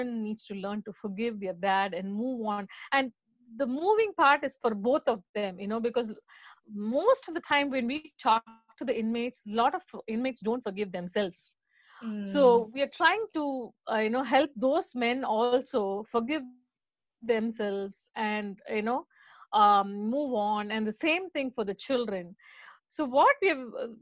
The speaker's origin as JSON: {"language": "English", "country": "India", "moved": "yes", "said": "we are from India. So for us, our most emphasis is on education"}